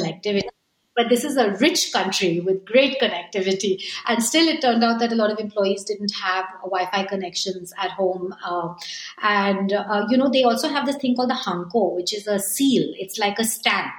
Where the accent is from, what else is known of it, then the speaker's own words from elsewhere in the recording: India; moved away as an adult; also born or lived in Japan; as an Indian